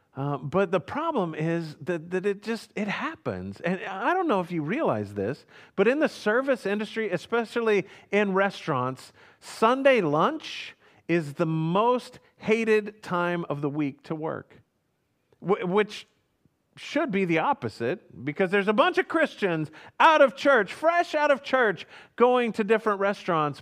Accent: Houston, Texas, United States; moved away; also born or lived in Hannibal, Missouri; I grew up in Houston, Texas

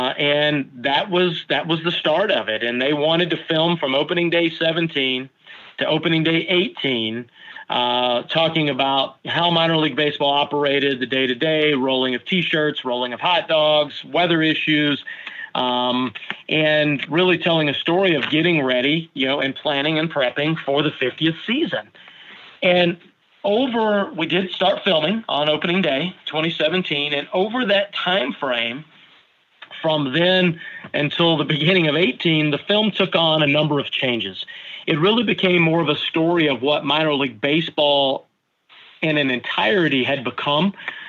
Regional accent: Nebraska, United States; And I grew up near Rosenblatt.

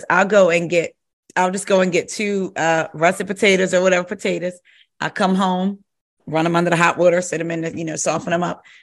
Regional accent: New Jersey, United States; moved away; I'm originally from Jersey

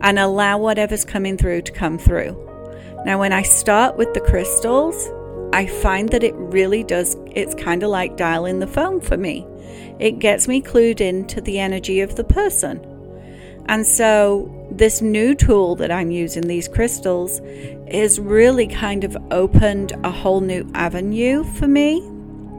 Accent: England, United Kingdom; now in United States; growing up in England

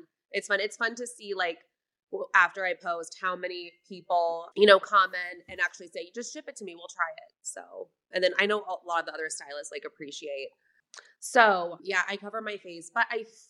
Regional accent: Florida, United States; moved away as an adult; now in Denver, United States; my area of Florida, like Delray Beach, Boca Raton.

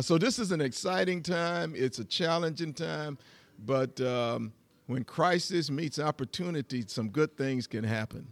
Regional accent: Metter, Georgia, United States; moved away as an adult; now in Atlanta, United States; I grew up in a little small community called Meta, Georgia

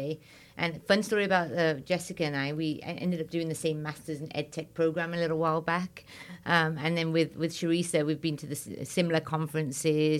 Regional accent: England, United Kingdom; moved away as an adult; also born or lived in India; now in United States; I'm Indian and British

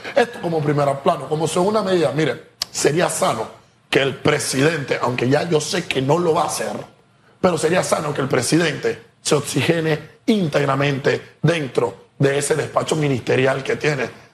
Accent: Panama; somos panameños

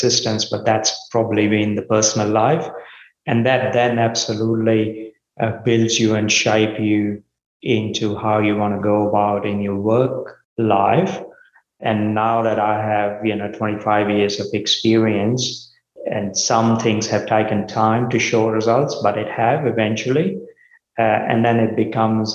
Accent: India; moved away as an adult; also born or lived in Melbourne, Australia / Port Kembla, Australia; now in Australia; I grew up in India.

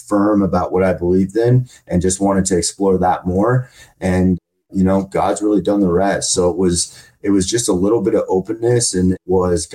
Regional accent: Minnesota, United States; moved away as an adult; now in Arizona, United States; So in my hometown, in a small podunk town in Minnesota

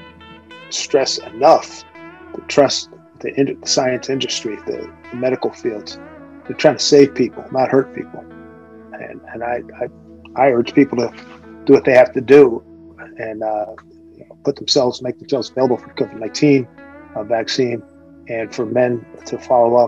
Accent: Philadelphia, Pennsylvania, United States; When I was growing up, I grew up in Philly

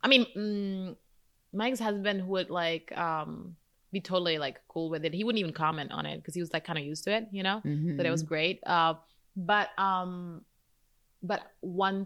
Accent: Czechia; moved away as an adult; now in United States; Czech Republic.

